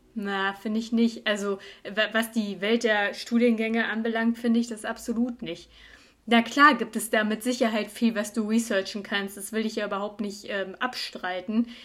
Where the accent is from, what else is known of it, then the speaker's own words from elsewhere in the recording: Cologne, North Rhine-Westphalia, Germany; moved away as an adult; now in Munich, Germany; ich bin aus Köln